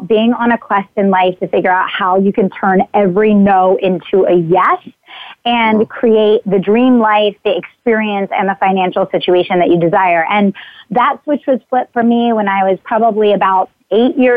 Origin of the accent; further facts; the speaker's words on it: Exton, Pennsylvania, United States; I grew up in Exton, Pennsylvania.